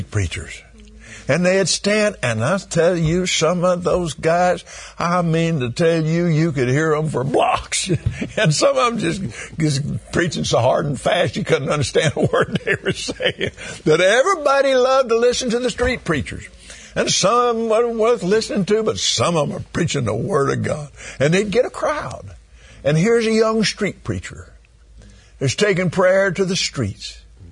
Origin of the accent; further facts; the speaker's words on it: Abilene, Texas, United States; I was raised in Abilene, Texas, a little country West Texas town